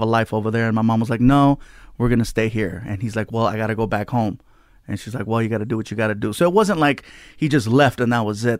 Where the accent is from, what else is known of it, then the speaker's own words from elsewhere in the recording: Long Beach, California, United States; also born or lived in San Diego; Long Beach is where I grew up. Uh, I started off in San Diego, you know, lived, spent most of my life in Long Beach